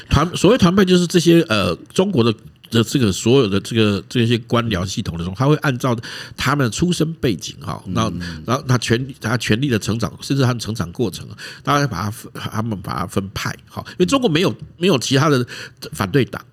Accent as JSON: {"language": "Chinese", "country": "Taiwan", "said": "我们台湾人"}